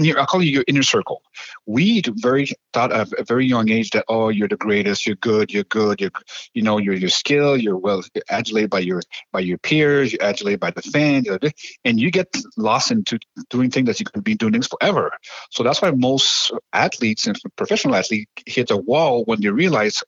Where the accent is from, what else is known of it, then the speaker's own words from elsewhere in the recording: Montreal, Quebec, Canada; moved away; I'm born and raised in Montreal